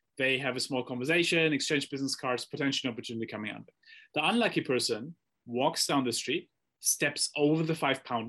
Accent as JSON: {"language": "English", "country": "Germany", "tie": "born or raised there", "said": "I grew up in Germany"}